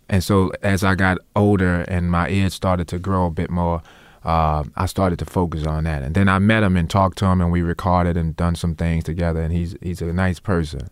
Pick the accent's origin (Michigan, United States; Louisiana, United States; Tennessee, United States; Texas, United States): Louisiana, United States; New Orleans; accent: New Orleans; we, we grew up improvising in New Orleans, so And when I got to, to the Noka school, um, it was very strange for me that people would plan other people's solo, 'cause that, that's not what we did in Treme.